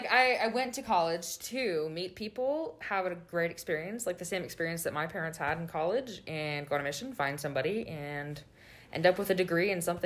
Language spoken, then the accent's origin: English; Davis, California, United States; I grew up in Davis, California.